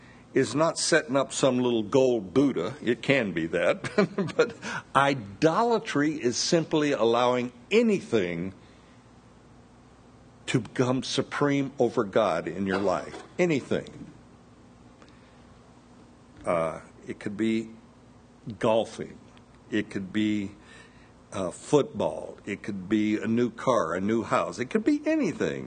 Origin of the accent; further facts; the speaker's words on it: the South, United States; I was born here in the South, and being a child in the South, you're took to church quite often.